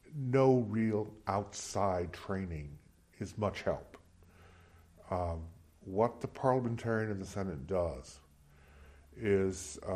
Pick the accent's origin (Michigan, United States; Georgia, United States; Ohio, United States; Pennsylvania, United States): Ohio, United States; outside of Columbus; moved away as an adult; also born or lived in Durham, North Carolina / South Carolina / Iowa; I'm a native of Ohio. I grew up outside of Columbus